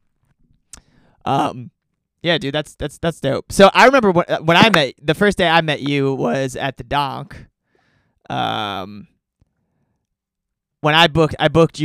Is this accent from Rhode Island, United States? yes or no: no; New York, United States; I'm also a New Yorker